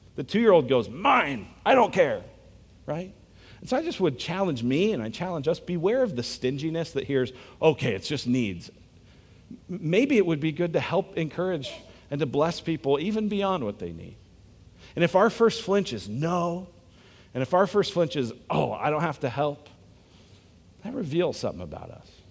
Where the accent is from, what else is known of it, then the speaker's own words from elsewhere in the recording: United States; I'm American